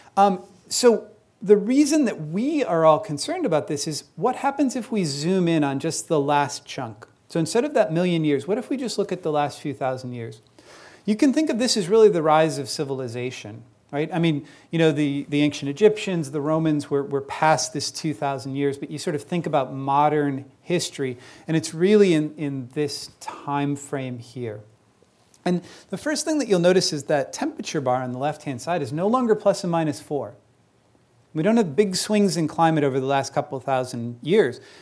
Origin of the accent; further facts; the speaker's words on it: Chicago, Illinois, United States; I grew up in Chicago